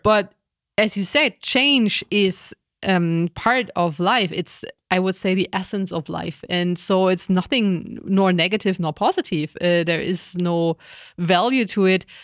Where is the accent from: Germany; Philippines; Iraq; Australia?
Germany; I was raised in Germany